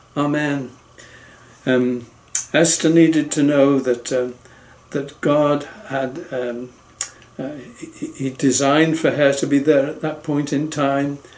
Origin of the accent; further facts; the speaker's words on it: England, United Kingdom; I'm from England